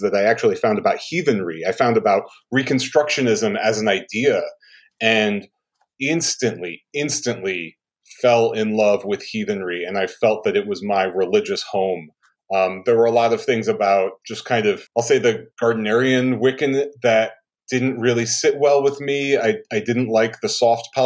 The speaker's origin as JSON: {"language": "English", "area": "Hudson River", "region": "New York", "country": "United States", "tie": "born or raised there", "said": "I grew up on the Hudson River in actually the house that my grandfather and grandmother lived"}